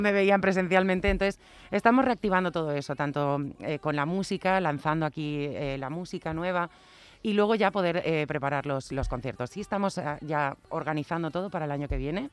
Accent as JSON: {"language": "Spanish", "country": "Spain", "also_born_or_lived": "United States", "moved": "yes", "said": "estar en mi tierra"}